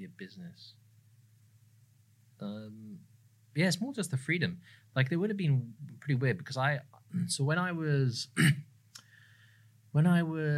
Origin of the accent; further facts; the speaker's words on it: England, United Kingdom; now in Sydney, Australia; I'm from England originally.